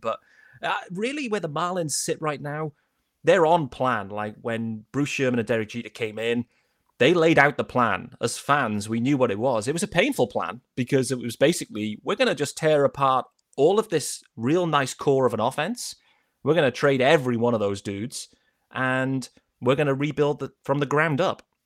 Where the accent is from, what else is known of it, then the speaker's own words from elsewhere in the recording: United Kingdom; we're British